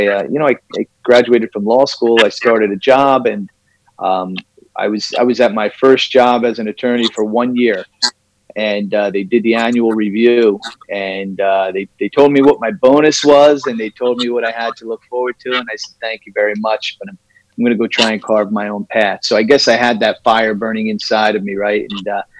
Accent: New Jersey, United States; also born or lived in New York; I am from New Jersey originally, still located in New Jersey in the great Northeast. Went to school here

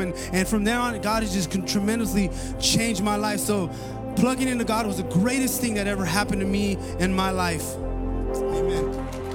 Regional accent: Paramount, California, United States; some of my best memories, uh, that I have growing up in Paramount was, uh, was playing sports

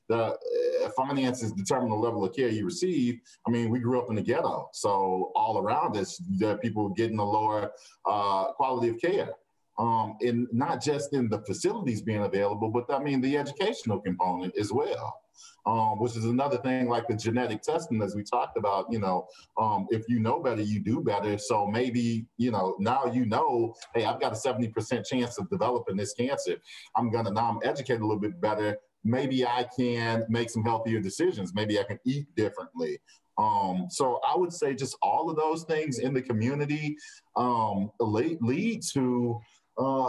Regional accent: St. Louis, Missouri, United States; the majority of people that I grew up with in North St. Louis City

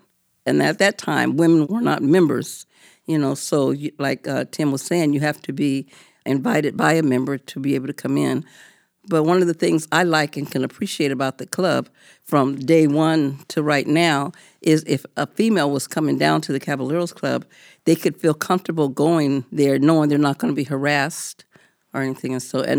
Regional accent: Tacoma, Washington, United States; Well, my family is from Tacoma, and so I grew up in the Hilltop, Tacoma

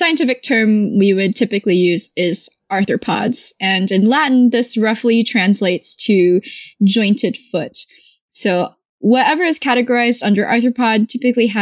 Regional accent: South Korea; moved away; I'm also from South Korea

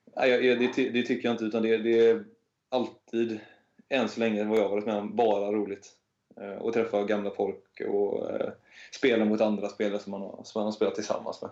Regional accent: Hälsö, Västra Götaland, Sweden; moved away; Jag kommer från Hälsö i, ute i norra skärgården.

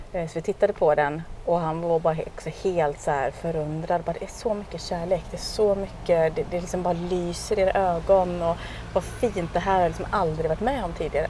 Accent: Sweden; also born or lived in Thailand

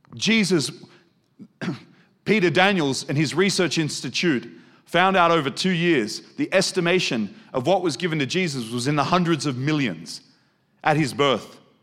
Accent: Australia; moved away; also born or lived in Germany; I'm not German. Look at me, I'm Australian.

